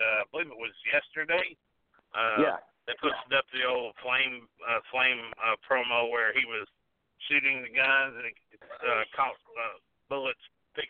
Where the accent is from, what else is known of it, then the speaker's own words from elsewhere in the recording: Chattanooga, Tennessee, United States; I was raised on the Stud stable in Chattanooga. You know, I was raised on Gulas wrestling.